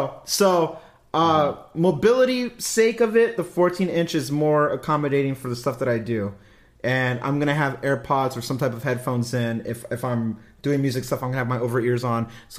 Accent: California, United States; Even though I'm not home, I'm a Californian. I'm a chill dude.

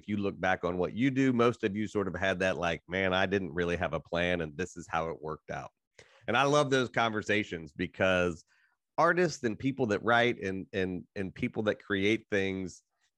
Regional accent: Appalachia, United States; growing up in Appalachia and sort of the mountain regions

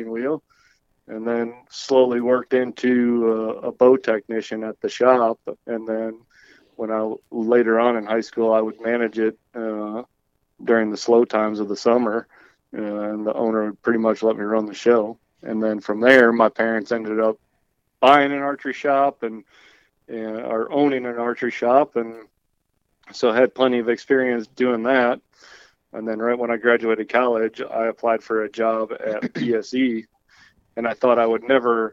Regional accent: Green Bay, Wisconsin, United States; I'm from Green Bay, Wisconsin. And like you said, my parents owned an archery shop growing up

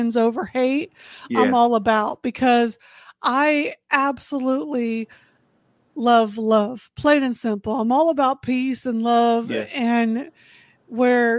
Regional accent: Indianapolis, Indiana, United States; I'm originally from Indianapolis, Indiana.

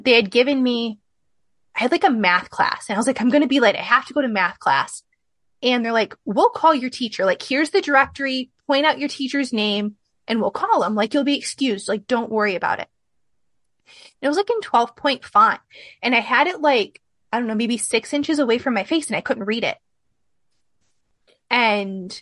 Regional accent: Midwest, United States; I'm from the Midwest

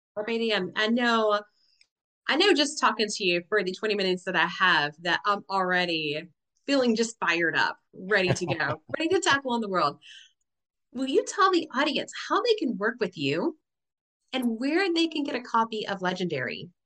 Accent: Tennessee, United States; I grew up in UT, Big Orange territory

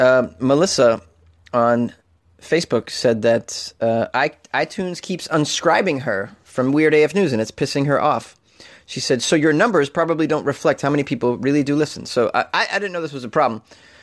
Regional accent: Canada; I'm from Canada. I don't feel compelled to lock my apartment door

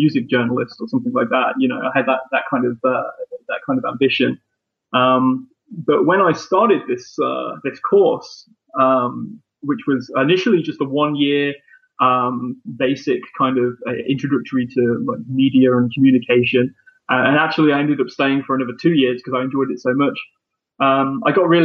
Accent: Leicester, East Midlands, United Kingdom; my hometown

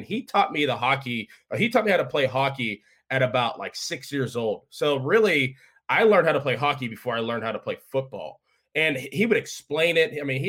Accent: Walden Woods, Pennsylvania, United States; So I grew up in Walden Woods. It's in West Allegheny.

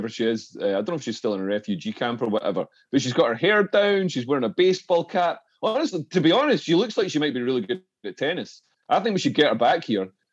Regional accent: Scotland, United Kingdom; now in London, United Kingdom; as a Scot

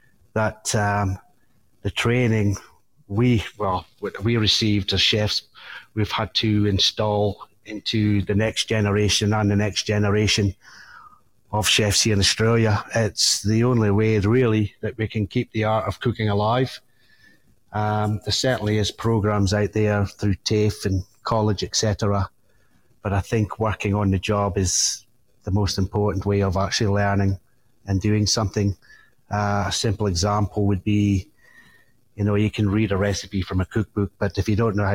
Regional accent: Scotland, United Kingdom; because, well, being a Scotsman, it's something we love

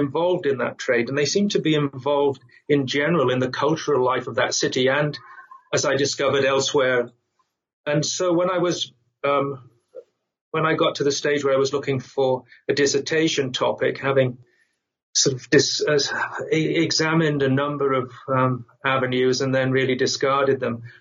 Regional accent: England, United Kingdom; moved away as an adult; also born or lived in United States; now in Madrid, Spain; I'm English

